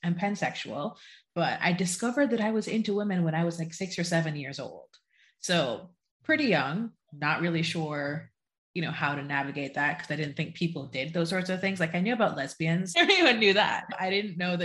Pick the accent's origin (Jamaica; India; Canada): Jamaica; now in United States; I was born and raised in Jamaica